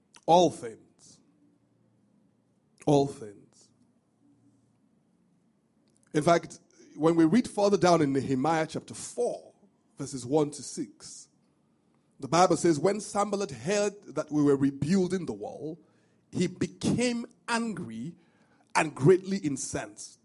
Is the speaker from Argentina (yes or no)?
no; Benin City, Edo, Nigeria; moved away; when I was growing up, I grew up in Benin